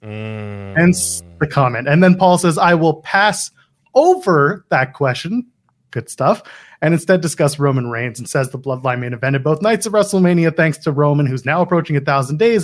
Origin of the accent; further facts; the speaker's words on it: Canada; as a Canadian